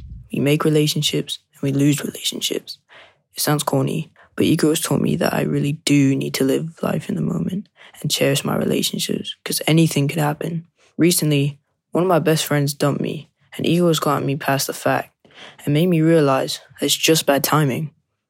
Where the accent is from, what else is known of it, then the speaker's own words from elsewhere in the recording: London, United Kingdom; I'm from London.